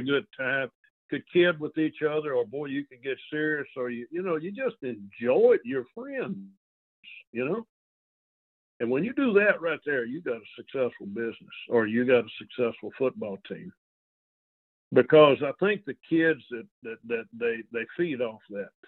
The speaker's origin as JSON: {"language": "English", "town": "El Dorado", "region": "Arkansas", "country": "United States", "tie": "born or raised there", "moved": "as an adult", "lives_now": "Monroe, United States", "said": "born and raised in El Dorado, Arkansas"}